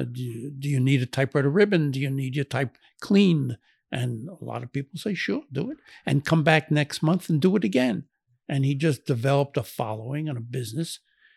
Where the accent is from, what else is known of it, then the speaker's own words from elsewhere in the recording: Brooklyn, New York, United States; No, he was born and raised in Brooklyn, New York, like I was and my family was.